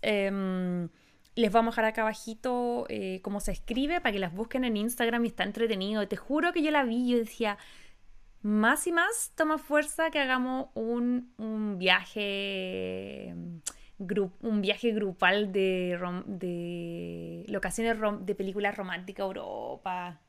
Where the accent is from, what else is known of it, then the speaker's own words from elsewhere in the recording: Chile; now in United States; Yo siempre nací y me voy a morir chilena